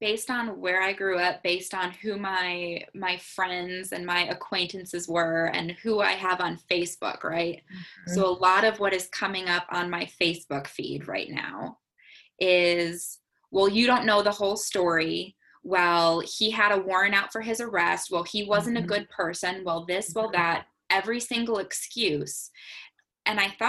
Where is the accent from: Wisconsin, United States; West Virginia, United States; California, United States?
Wisconsin, United States; an hour outside of Kenosha; I grew up an hour outside of Kenosha, Wisconsin